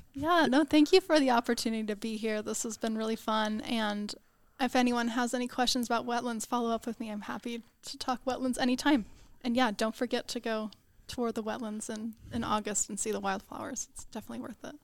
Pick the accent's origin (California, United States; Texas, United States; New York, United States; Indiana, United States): Texas, United States; Houston; I grew up in Houston, Texas